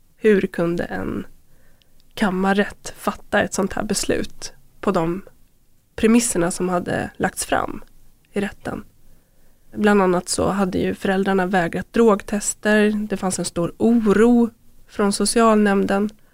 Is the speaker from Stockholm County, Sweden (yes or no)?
no; Köping, Västmanland, Sweden; Jag växte upp i Köping